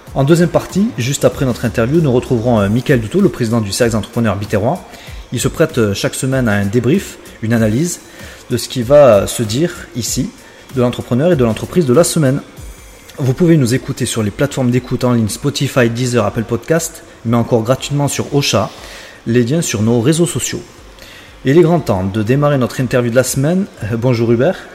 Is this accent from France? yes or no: yes; Béziers, Occitania, France; je suis biterrois